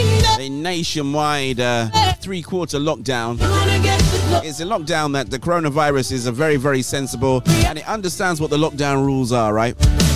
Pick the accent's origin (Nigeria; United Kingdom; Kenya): Nigeria; accent: Nigerian; One of these days, you know, I think I'll do a show in my Nigerian accent. There you go. I do have one, you know, I just do a good job at suppressing it.